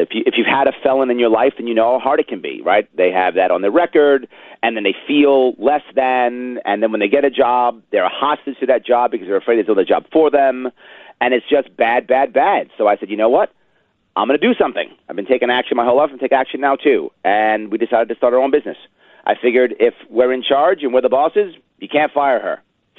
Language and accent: English; Manhattan, New York, United States; born there; Sure. I was born in Manhattan.